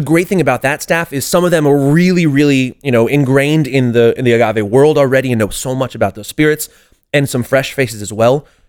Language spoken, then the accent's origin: English; San Diego, California, United States; born or raised there; moved away as an adult; also born or lived in Boston